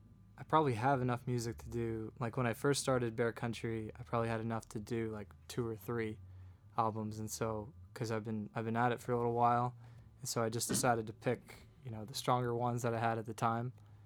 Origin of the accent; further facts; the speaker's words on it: Hinesburg, Vermont, United States; now in South Burlington, United States; I'm from Hinesburg, Vermont.